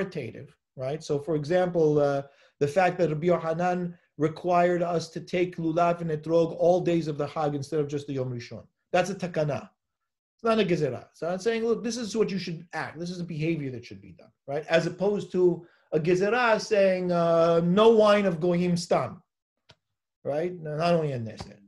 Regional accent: Los Angeles, California, United States; I'm from Los Angeles

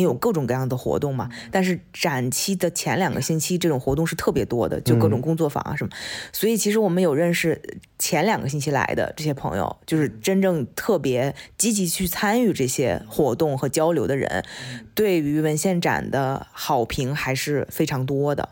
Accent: China; moved away; 我们从中国出来的，或者是中国教育长大的

